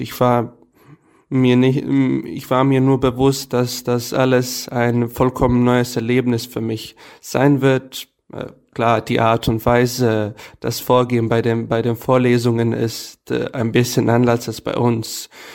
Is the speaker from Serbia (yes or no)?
yes; Serbia; German is a second language; bei uns in Novi Sad und allgemein in Serbien